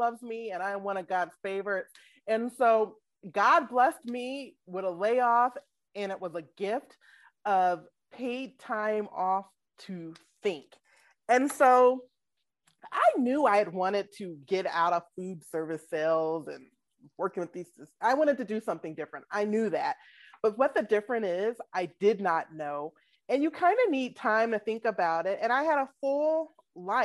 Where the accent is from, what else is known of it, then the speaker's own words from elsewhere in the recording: Atlanta, Georgia, United States; moved away as an adult; also born or lived in Washington, District of Columbia, United States / Alabama; now in Minneapolis, United States; I'm born and raised in Atlanta